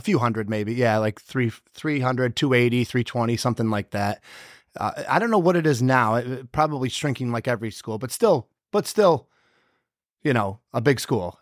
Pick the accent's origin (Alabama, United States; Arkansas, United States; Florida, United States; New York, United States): New York, United States; Whitesboro; I'm from Whitesboro. I grew up about, oh, it's a twelve-minute ride probably from here.